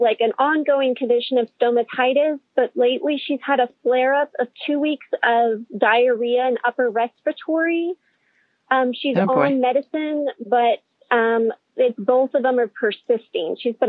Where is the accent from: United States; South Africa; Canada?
United States; Texas; I'm from Texas.